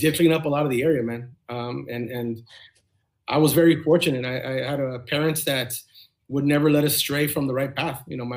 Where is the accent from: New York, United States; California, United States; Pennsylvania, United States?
California, United States; Bell; also born or lived in Walnut Park, California; born and raised in Bell. I lived in Bell my entire life.